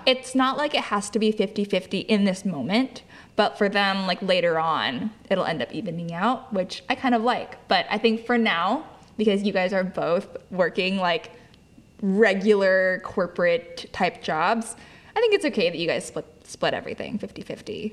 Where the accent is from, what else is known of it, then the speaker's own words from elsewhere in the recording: Lodi, California, United States; moved away; back to Lodi, back to where my hometown is